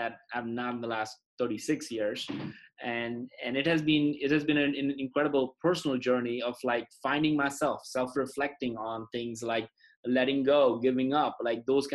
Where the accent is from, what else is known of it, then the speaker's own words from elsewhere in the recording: India; moved away; I was in a Boy Scouts equivalent growing up in India